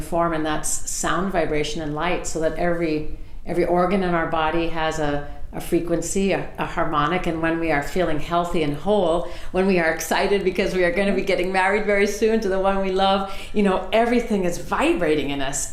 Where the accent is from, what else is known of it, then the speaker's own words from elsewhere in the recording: Southern California, United States; I grew up in Southern California